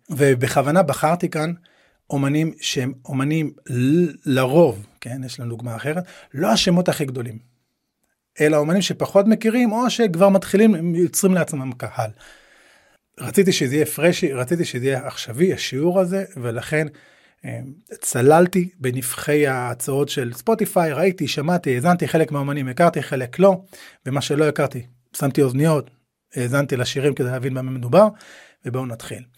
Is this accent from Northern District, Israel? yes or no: yes; Nahariya, Northern District, Israel; אני גדלתי בנהריה